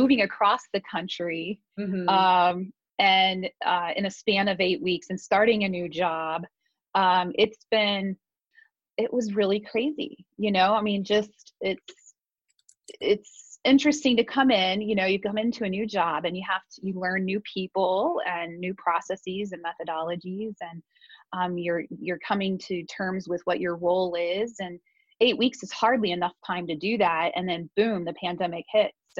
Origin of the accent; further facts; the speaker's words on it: Warsaw, Indiana, United States; moved away as an adult; also born or lived in Las Vegas; now in Columbus, United States; I was born and raised in Indiana. I moved here when I was 18. Warsaw